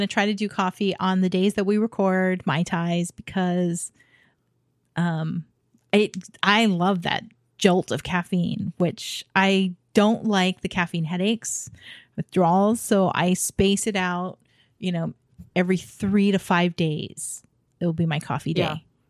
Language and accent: English; Hawaii, United States; When I was growing up in Hawaii, we had some really small little hole in the wall.